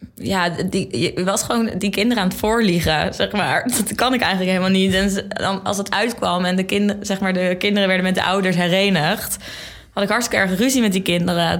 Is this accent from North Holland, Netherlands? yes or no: no; Zeeland, Netherlands; moved away as an adult; now in Amsterdam, Netherlands; Ik kom uit Zeeland, heel ver